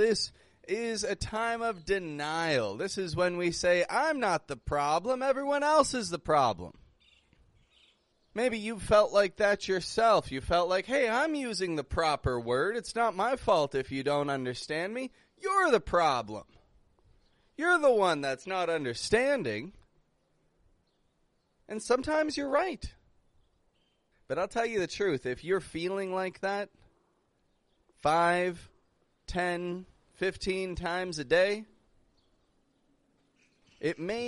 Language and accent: English; Canada; I come from Canada